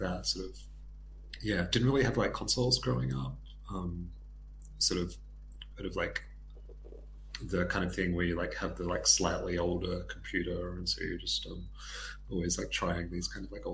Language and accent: English; Tasmania, Australia; moved away as an adult; also born or lived in Sydney; growing up in Tasmania and like doing my education there, I moved up to Sydney for kind of work